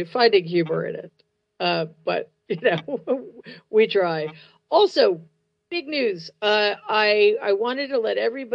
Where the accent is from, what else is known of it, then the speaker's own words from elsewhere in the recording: New York City, New York, United States; my hometown, the Gramercy Theater in New York City